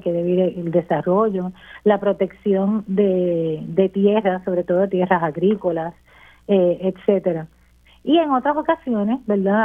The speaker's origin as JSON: {"language": "Spanish", "town": "Las Marías", "country": "Puerto Rico", "tie": "born or raised there", "moved": "as an adult", "said": "yo soy natural de Las Marías, vamos a empezar por ahí. y estuve unos años fuera de Las Marías, me regresé ya hace"}